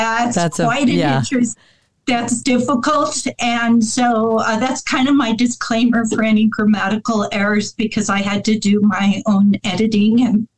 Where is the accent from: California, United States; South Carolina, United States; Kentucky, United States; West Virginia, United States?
California, United States; Hollywood; born there; I'm a city girl. {S1} Okay. {S2} I was born in Southern California, Hollywood.